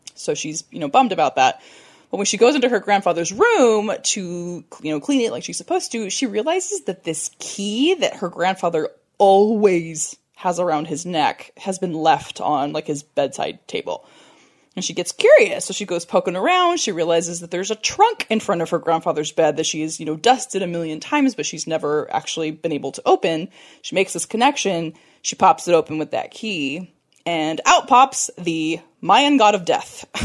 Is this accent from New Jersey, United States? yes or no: no; California, United States; I'm from California